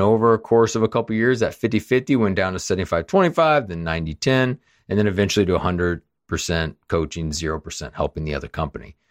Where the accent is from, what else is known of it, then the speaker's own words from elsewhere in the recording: Kansas City, Missouri, United States; moved away; I grew up in Kansas City, so my parents live there, my brother